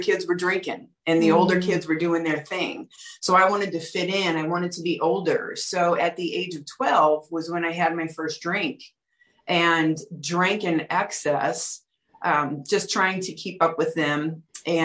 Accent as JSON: {"language": "English", "town": "St. Louis", "region": "Missouri", "country": "United States", "tie": "born or raised there", "said": "I grew up in St. Louis, Missouri, in a loving family"}